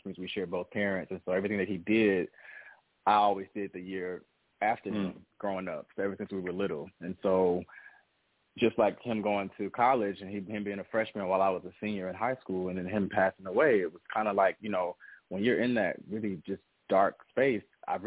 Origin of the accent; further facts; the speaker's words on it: Atlanta, Georgia, United States; also born or lived in Mississippi; I was born in Mississippi, down south, country boy at the core, and my family moved to Atlanta when I was 6 years old